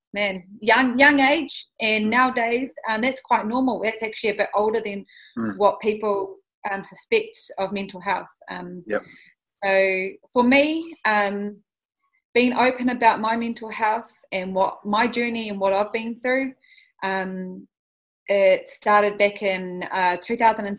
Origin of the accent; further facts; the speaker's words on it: Auckland, New Zealand; I am born and bred in East Auckland. I'm from Pāmua, but I grew up as a central girl.